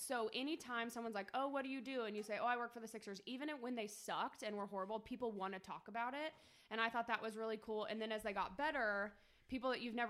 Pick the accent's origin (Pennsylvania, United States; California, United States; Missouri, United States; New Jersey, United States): Pennsylvania, United States; Philadelphia; We're born and raised in Philly.